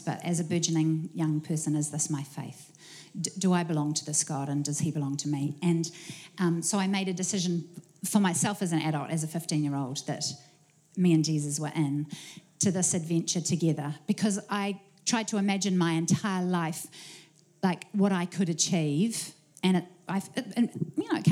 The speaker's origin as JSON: {"language": "English", "region": "Auckland", "country": "New Zealand", "tie": "born or raised there", "also_born_or_lived": "Wellington, New Zealand / England", "said": "moved to Auckland with my family"}